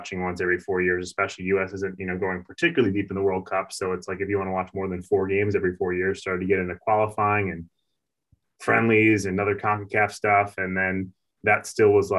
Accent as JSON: {"language": "English", "region": "New York", "country": "United States", "tie": "born or raised there", "said": "I grew up in New York"}